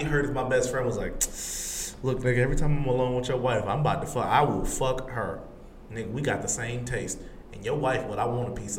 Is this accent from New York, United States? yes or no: no; Atlanta, Georgia, United States; I'm from the ATL. The 80s in Atlanta was still racism.